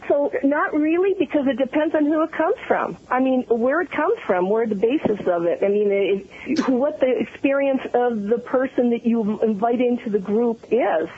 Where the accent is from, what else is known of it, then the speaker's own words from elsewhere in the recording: Italy; I was born in Italy. I have an Italian background